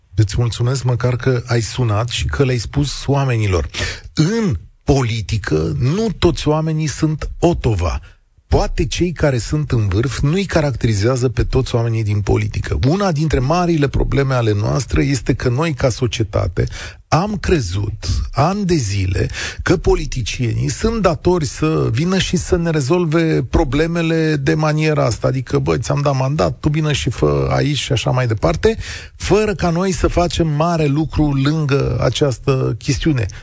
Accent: Romania; sunt român

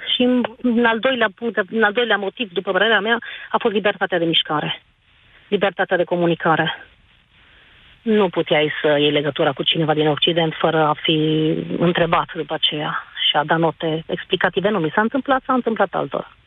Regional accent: Sibiu, Sibiu County, Romania; sunt de la Sibiu

